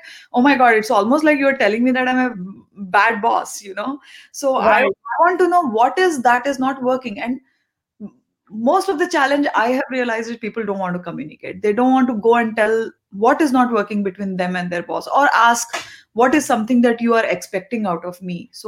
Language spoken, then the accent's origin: English; East, India; first language te; English is a second language; My native language actually is Telugu. But since, as I said, I grew up in East and Hindi was, and I studied in Hindi medium as well.